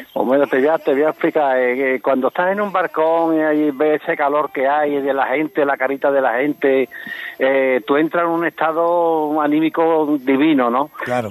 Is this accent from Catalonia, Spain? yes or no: no; Seville, Andalusia, Spain